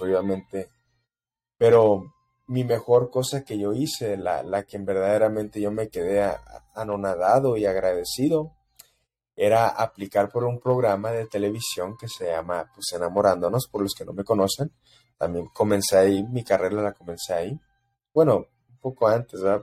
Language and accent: Spanish; El Paso, Texas, United States; yo crecí en El Paso, Texas